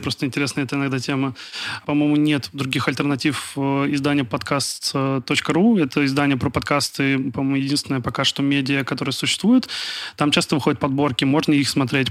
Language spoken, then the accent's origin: Russian; Kaliningrad, Kaliningrad Oblast, Russia; я из Калининграда